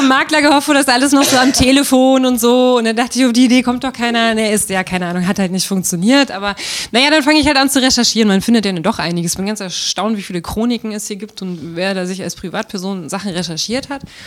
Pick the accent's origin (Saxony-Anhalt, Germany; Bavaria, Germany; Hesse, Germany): Saxony-Anhalt, Germany; Magdeburg; also born or lived in Berlin; als ich in Berlin gelebt habe und Leuten erzählt habe, ich komme aus Magdeburg